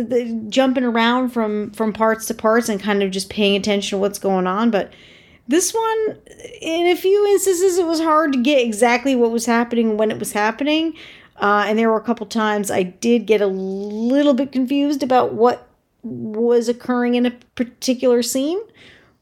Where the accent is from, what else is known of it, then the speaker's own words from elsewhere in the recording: Connecticut, United States; I am from Connecticut